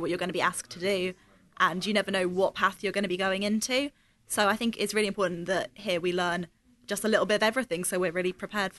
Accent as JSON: {"language": "English", "area": "Suffolk", "region": "East of England", "country": "United Kingdom", "tie": "born or raised there", "said": "I grew up in Suffolk, and I lived in Suffolk."}